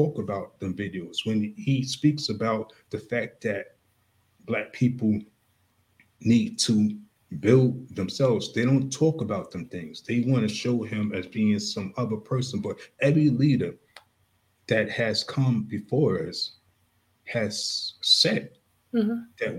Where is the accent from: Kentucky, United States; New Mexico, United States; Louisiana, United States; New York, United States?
New York, United States; Long Island; I grew up in Long Island, New York